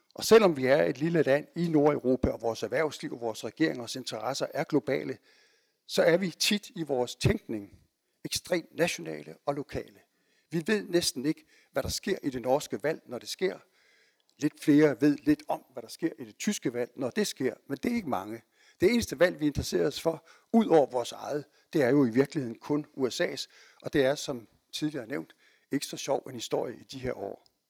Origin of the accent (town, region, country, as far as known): Denmark